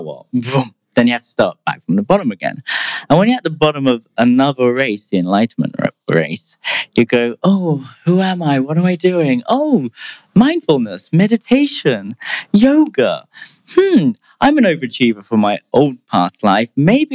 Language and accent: English; United Kingdom; I'm British